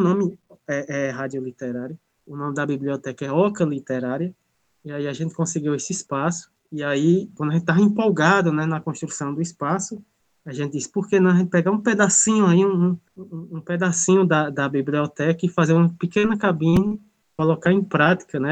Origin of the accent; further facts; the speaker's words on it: Crato, Ceará, Brazil; sou aqui da cidade do Crato, no Ceará. Moro na comunidade do Carrapato